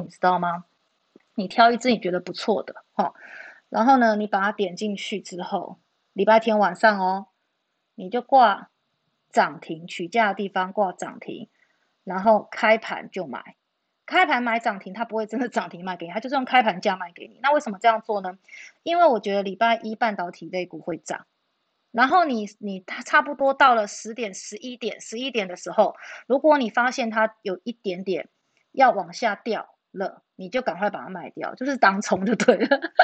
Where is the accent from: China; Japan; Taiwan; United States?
Taiwan; New Taipei; 我是新北的哈